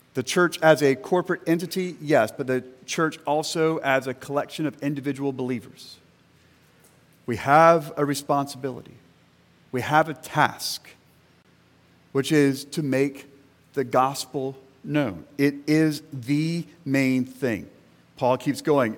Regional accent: central Florida, United States; moved away; I grew up in a Southern Baptist church in central Florida

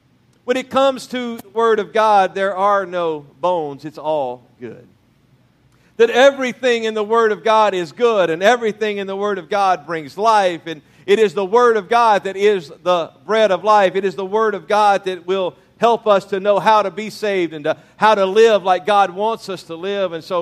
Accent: Louisiana, United States; moved away; also born or lived in Mississippi; born in Mississippi, raised in Louisiana

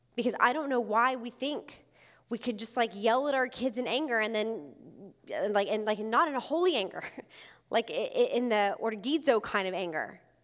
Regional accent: Texas, United States; moved away as an adult; also born or lived in Mobile, Alabama; I'm originally from Texas, and I went to college in Alabama.

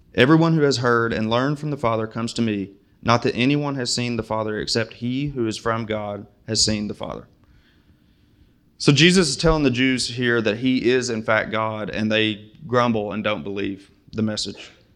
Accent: Springfield, United States; moved away; I'm from Springfield, and I could not find a Muslim there if I tried

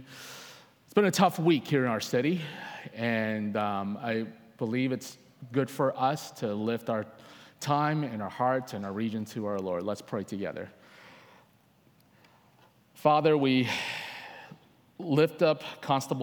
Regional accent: Coquitlam, British Columbia, Canada; also born or lived in Hong Kong; I lived in Coquitlam most of my life. Only the first 7 years I was not here. I was born in Hong Kong, but Coquitlam is home

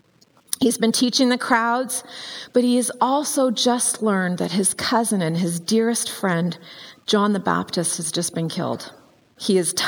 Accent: Vancouver Island, British Columbia, Canada; I grew up on Vancouver Island

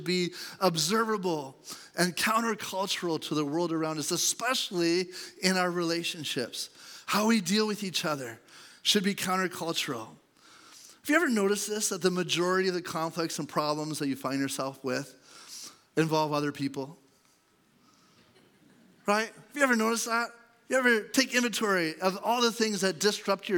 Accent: Canada; I have a passport that says I'm Canadian

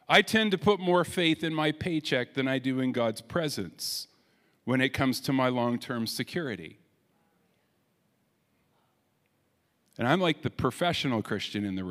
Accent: Canada; we're Canadian

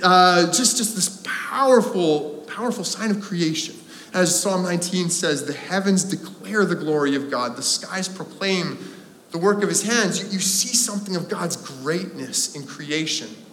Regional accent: Landmark, Manitoba, Canada; now in North Vancouver, Canada; growing up in Landmark, Manitoba

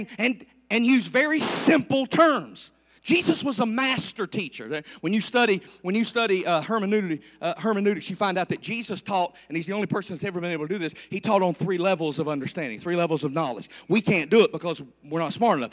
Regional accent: United States; I grew up on the Bluestone River playing in the water.

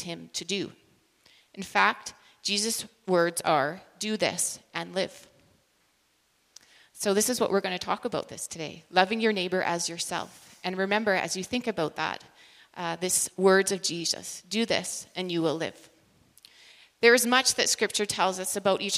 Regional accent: British Columbia, Canada; moved away as an adult; now in Saskatchewan, Canada; I actually grew up in British Columbia and moved to Saskatchewan now 20 years ago

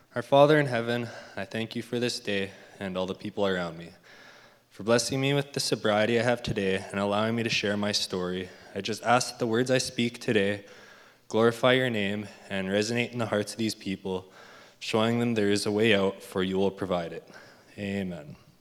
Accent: Leduc, Alberta, Canada; I was born and raised in Leduc, Alberta

